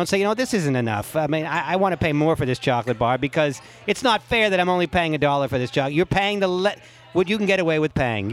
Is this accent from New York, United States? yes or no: yes; New York area, United States; I'm a Jew from the New York area.